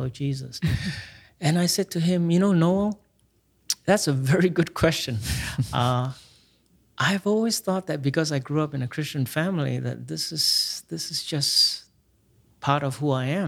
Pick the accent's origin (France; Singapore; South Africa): Singapore; I grew up in Singapore